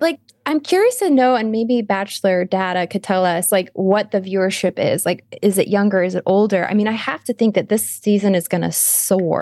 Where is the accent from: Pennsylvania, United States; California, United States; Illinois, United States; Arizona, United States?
Arizona, United States; We're both from Arizona